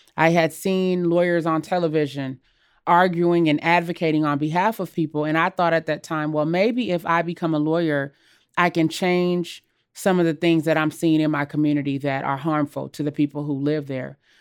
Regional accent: Los Angeles, California, United States; born or raised there; also born or lived in Jackson, Mississippi

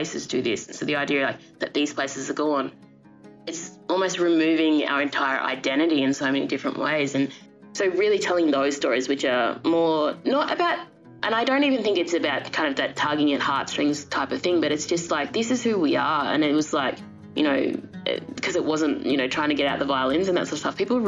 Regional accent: Australia; as Aboriginal people

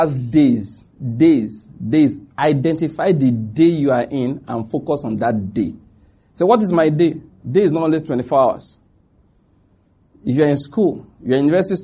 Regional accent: Ondo, Nigeria; moved away; also born or lived in Lagos; I'm from Ondo State

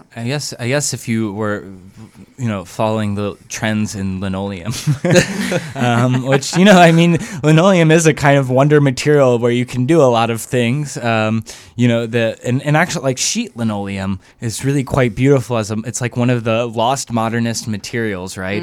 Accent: the South, United States; I'm from the South, like, you know, uh, fire and brimstone, uh, like, Southern baptism

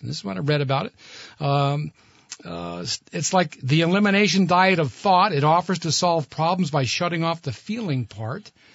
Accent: Burlington, Vermont, United States; moved away as an adult; also born or lived in Boston; I grew up in Burlington

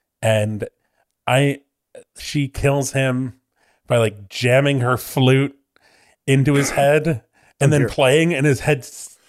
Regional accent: Midwest, United States; I mean, I'm from the Midwest.

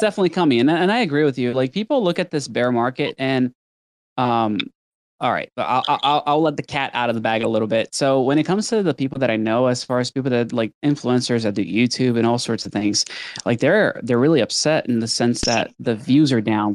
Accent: Brazil; moved away; growing up in Brazil

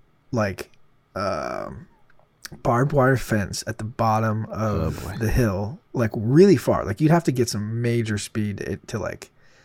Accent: Broken Arrow, Oklahoma, United States; moved away; also born or lived in Baton Rouge, Louisiana; I was born in Baton Rouge. And then when I was maybe 2 or 3, I moved to Broken Arrow. I spent all of my sort of like single digits in Broken Arrow, for sure.

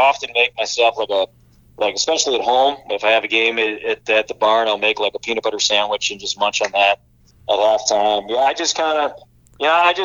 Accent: Chicago, Illinois, United States; when I was growing up in the Chicagoland area

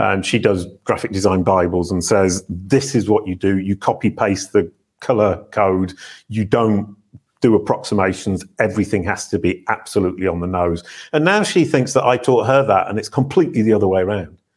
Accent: Yorkshire moors, north of England, Yorkshire and the Humber, United Kingdom; born or raised there

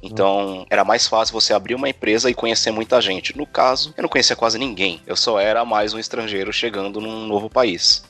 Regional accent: São Paulo, Brazil; accent: Brazilian; moved away as an adult; now in Santiago, Chile; Eu sou de São Paulo, da Zona Norte, bairro Tremembé, e eu era bem provinciano

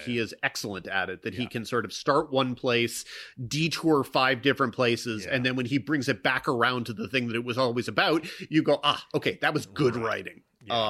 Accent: Mississippi, United States; now in Los Angeles, United States; I grew up largely in Mississippi

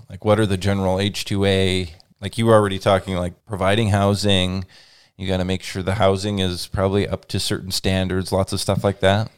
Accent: Lynden, Washington, United States; based here in the town where I grew up in Linden, Washington

